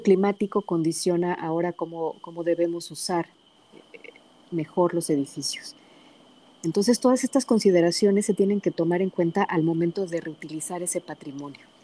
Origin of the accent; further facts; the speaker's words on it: Pachuca, Hidalgo, Mexico; also born or lived in Guadalajara, Jalisco; now in San Antonio, United States; nací en Pachuca, pero alguna parte de mi familia radica en el Valle del Mezquital